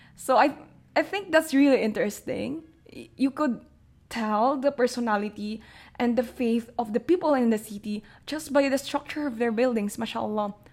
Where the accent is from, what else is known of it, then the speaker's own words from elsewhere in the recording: Manila, Metro Manila, Philippines; also born or lived in Jeddah, Saudi Arabia; growing up in Manila